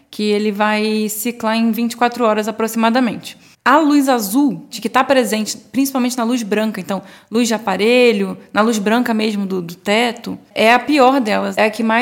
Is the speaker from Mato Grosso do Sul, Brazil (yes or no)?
no; Rio de Janeiro, Brazil; now in São Paulo, Brazil; Eu vim do Rio, lá, no, pelo menos eu não lembro de ter esse costume.